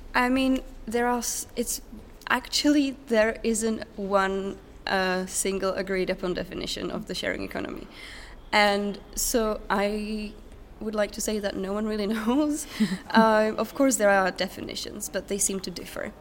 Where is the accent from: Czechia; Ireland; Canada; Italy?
Czechia; Otěchov, south of Brno, South Moravian Region; also born or lived in England / Norway; now in Sweden; I come from a tiny village called Otěchov. Uh, it's south of Brno